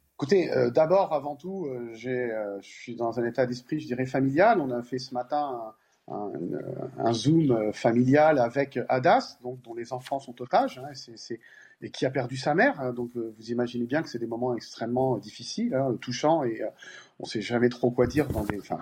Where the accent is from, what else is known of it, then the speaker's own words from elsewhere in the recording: Paris, Île-de-France, France; Moi, je suis parisien et français